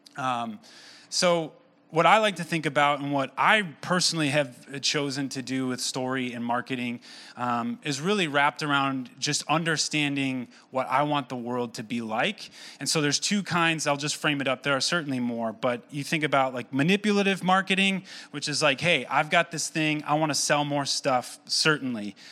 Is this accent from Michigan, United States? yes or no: yes; Owosso, Michigan, United States; born and raised in Owasso